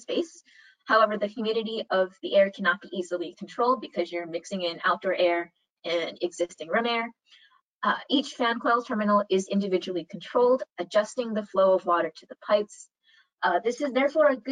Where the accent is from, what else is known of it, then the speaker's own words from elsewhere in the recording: Hawaii, United States; moved away; I'm originally from Hawaii